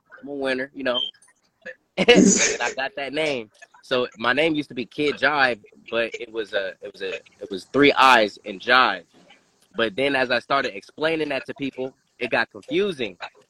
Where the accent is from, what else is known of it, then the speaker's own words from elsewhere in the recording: Dayton, Ohio, United States; I'm from Dayton, Ohio, this beautiful city that I'm in right now. Dayton, Ohio, I'm like, 5 minutes from downtown, maybe even less. But Dayton, Ohio is where I'm from.